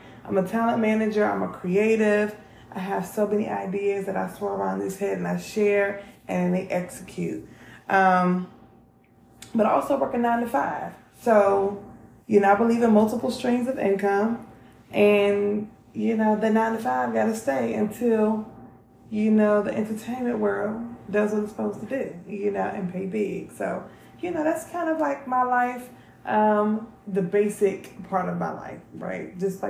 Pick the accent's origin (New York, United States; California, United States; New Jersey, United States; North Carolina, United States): North Carolina, United States; also born or lived in Maryland; So I'm from North Carolina and originally, but I also like to say that I'm from Maryland. So I grew up in the projects in North Carolina.